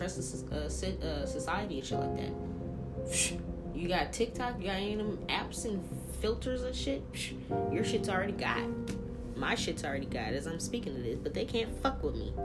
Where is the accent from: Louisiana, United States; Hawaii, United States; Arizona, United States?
Louisiana, United States; New Orleans; now in Pacific Northwest, United States; I'm from New Orleans